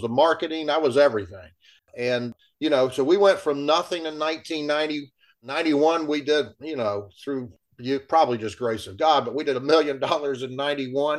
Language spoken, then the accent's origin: English; Ocala, Florida, United States; I'm born and raised in Ocala